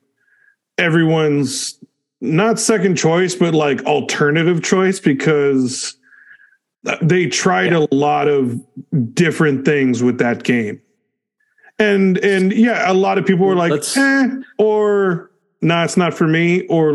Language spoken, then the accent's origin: English; California, United States; now in Phoenix, United States; I'm from California